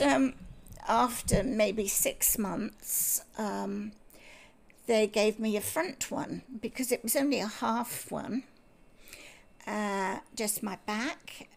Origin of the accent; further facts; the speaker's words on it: Bristol, South West England, United Kingdom; moved away as an adult; also born or lived in Scotland; now in Australia; I was born in Scotland oh. because my father had a job up there, and um, we very quickly moved down to Bristol